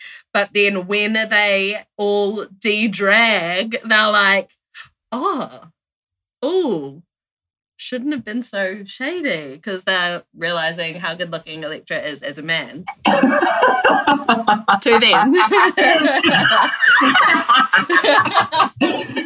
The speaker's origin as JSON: {"language": "English", "town": "Timaru", "region": "Canterbury", "country": "New Zealand", "said": "I'm from Team Aru"}